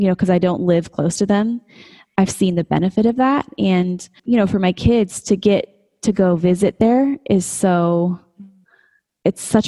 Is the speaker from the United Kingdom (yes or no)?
no; Colorado, United States; moved away as an adult; now in West Texas, United States; I was living, you know, in my home state, close to my family